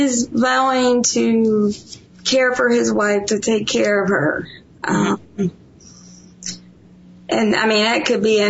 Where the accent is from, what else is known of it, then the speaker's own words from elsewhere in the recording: Ohio, United States; moved away as an adult; I'm originally from Ohio.